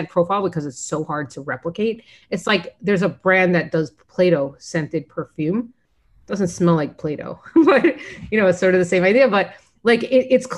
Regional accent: Florida, United States; I grew up in Florida

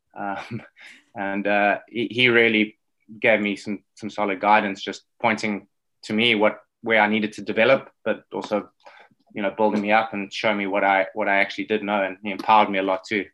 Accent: Johannesburg, Gauteng, South Africa; accent: South African; growing up in South Africa

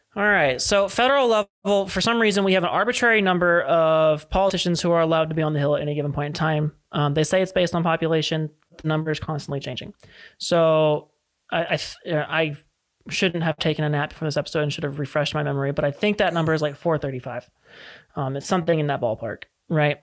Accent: California, United States; here in California as a Californian

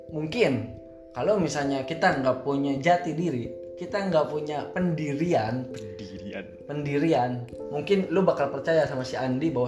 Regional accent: West Java, Indonesia; now in Jordan; jadi kalau misalnya nih uh, eh, gue orang Sunda bro

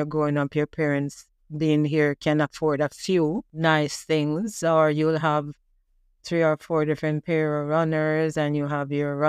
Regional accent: Jamaica; now in Canada; I remember growing up in Jamaica, and my parents, they struggled to provide for us.

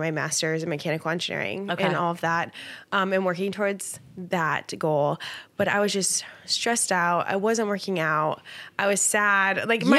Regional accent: Italy; born there; I was born in Italy so I was born in Italy

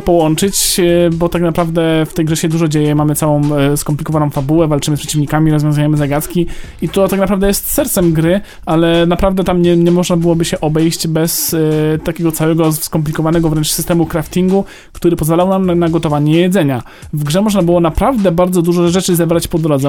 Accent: Greater Poland, Poland; ja jestem z Wielkopolski

